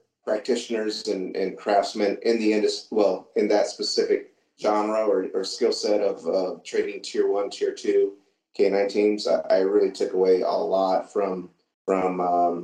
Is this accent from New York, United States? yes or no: no; Southeast Michigan, United States; moved away as an adult; also born or lived in San Antonio, Texas; I grew up in Southeast Michigan as a kid, and we had grew up on a farm